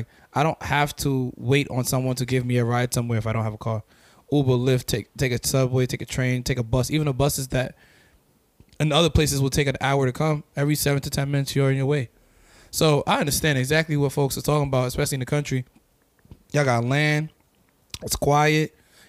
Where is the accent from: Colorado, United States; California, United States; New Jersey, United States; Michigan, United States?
California, United States; Los Angeles; I'm from LA, yeah.